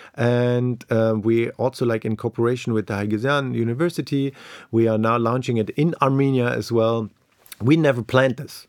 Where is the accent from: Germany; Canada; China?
Germany; East Germany; moved away; I grew up in East Germany.